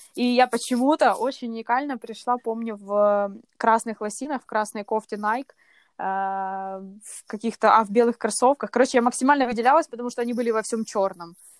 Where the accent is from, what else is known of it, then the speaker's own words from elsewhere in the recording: Kyiv, Ukraine; я родилась в Киеве, живу в Киеве здесь уже вот свои прекрасные 28 лет